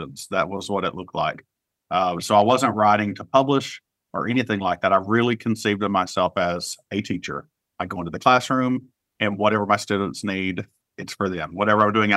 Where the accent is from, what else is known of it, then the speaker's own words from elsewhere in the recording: Appalachia, United States; someone who is queer and Appalachian